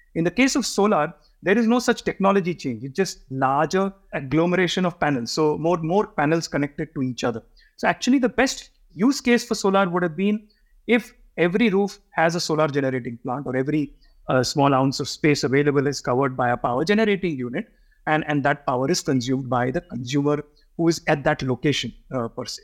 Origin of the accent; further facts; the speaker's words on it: Mumbai, Maharashtra, India; I was brought up in Bombay